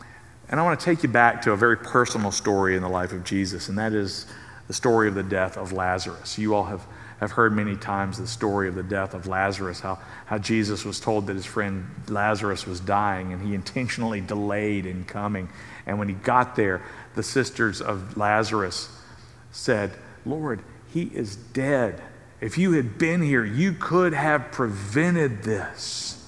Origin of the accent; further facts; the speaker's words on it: Southern United States, United States; I mean, I grew up in the South.